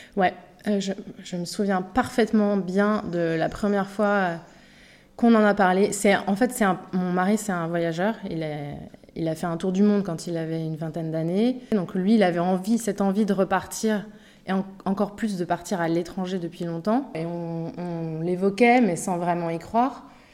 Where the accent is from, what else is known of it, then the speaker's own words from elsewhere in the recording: Paris, Île-de-France, France; moved away as an adult; now in Bali, Indonesia; j'ai grandi à Montmartre. Je suis un pur produit de Montmartre.